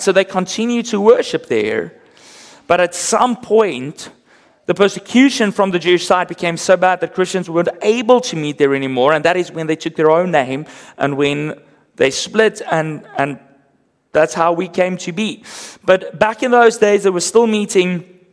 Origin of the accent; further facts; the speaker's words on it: South Africa; accent: Afrikaans; first language Afrikaans; English is a second language; My first language, Afrikaans